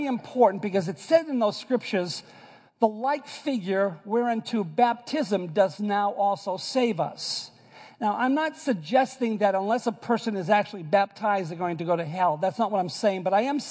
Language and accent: English; Boston, Massachusetts, United States; accent: Bostonian; moved away; also born or lived in New York; I am from Boston, and so I say it ark